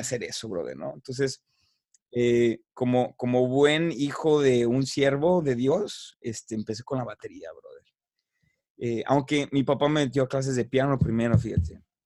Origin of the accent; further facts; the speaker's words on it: Guadalajara, Jalisco, Mexico; yo soy originario de la ciudad de Guadalajara, soy tapatío